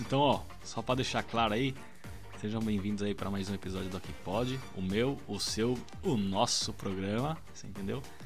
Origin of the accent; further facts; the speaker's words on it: Brazil; now in United Kingdom; eu sou do Brasil